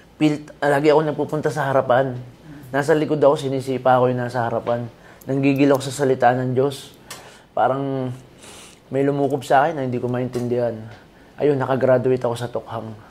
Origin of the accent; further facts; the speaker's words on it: Pampanga, Philippines; moved away; also born or lived in Antipolo; kapampangan ako